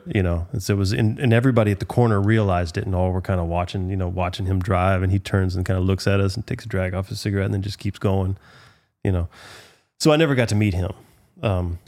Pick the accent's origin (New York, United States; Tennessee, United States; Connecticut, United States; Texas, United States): Texas, United States; Galveston; I grew up in Galveston. I'm from Galveston